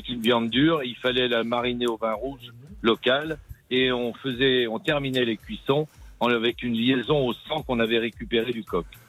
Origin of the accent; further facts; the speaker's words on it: Issoudun, Centre-Val de Loire, France; je suis né à Issoudun, oui. oui. J'ai beaucoup voyagé euh, grâce à mon métier dans le monde entier, mais je reviens toujours à mes sources.